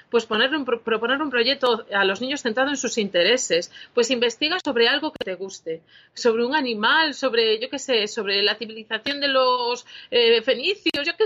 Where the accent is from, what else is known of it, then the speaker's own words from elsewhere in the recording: Galicia, Spain; Es que los gallegos somos muy flipados.